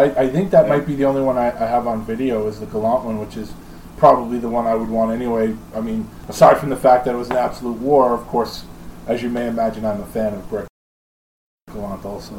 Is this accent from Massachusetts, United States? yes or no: no; New York, United States; as soon as Senior found out I was from New York